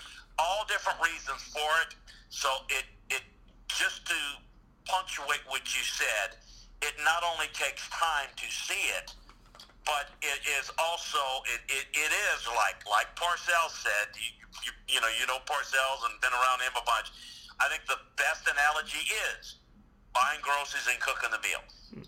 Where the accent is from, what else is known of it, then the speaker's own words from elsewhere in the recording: Mobile, Alabama, United States; I knew the kid from growing up in Mobile and the whole time at LSU.